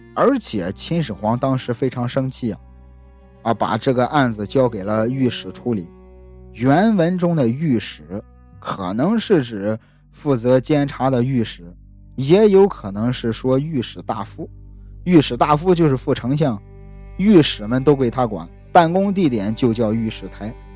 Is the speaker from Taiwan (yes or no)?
no; Shandong, China; 很多熟悉我的朋友都知道我是山东人，孔孟之乡